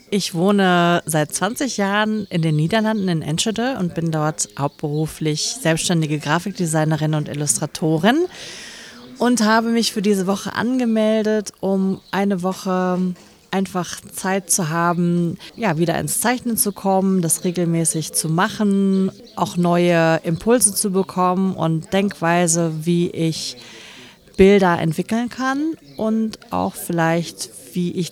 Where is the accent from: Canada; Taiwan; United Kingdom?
Taiwan; English is a second language; I'm from Taiwan. I'm in Taiwan.